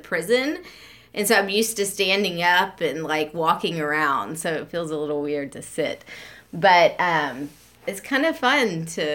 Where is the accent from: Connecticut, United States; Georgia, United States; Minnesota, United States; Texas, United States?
Texas, United States; Beaumont; I grew up and I was born in 1975 in Beaumont